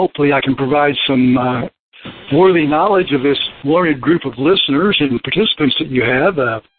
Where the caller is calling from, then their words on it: Las Vegas, Nevada, United States; Oh, well, I'm near Las Vegas, Nevada, presently